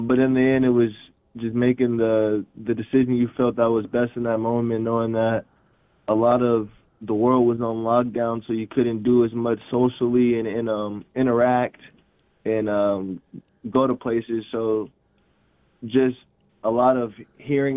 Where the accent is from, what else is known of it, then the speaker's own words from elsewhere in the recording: Portland, Oregon, United States; moved away as an adult; now in Moscow, United States; I'm from Portland, Oregon. I went to Grant High School in Northeast Portland